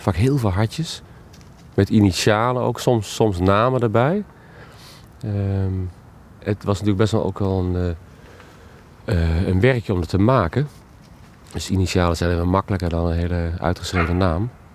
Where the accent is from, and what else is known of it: Oosterbeek, Gelderland, Netherlands